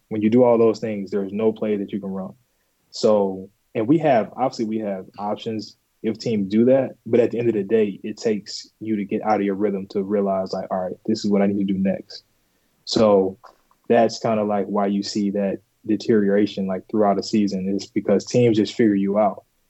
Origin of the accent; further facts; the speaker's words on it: Bolingbrook, Illinois, United States; I'm originally from Bolingbrook, Illinois